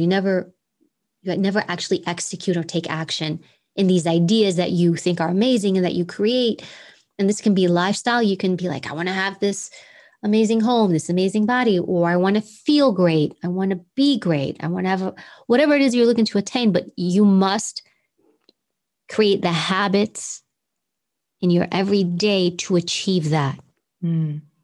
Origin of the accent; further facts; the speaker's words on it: New York City, New York, United States; accent: New York accent; I grew up in Queens. So we all talk like we're from Queens